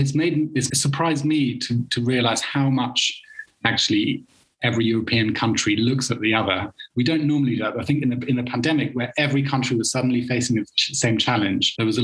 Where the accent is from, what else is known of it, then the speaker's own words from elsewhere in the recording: Germany; moved away as an adult; also born or lived in United Kingdom; I grew up in Germany